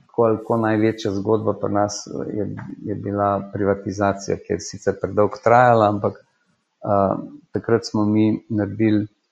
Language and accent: Slovenian; Slovenia